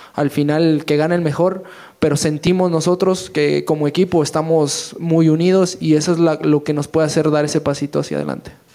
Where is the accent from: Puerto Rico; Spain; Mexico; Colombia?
Mexico; somos puros mexicanos